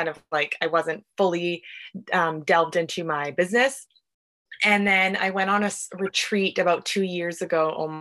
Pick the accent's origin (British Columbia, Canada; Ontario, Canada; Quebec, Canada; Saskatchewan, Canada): British Columbia, Canada; Vancouver; I'm from Vancouver, BC.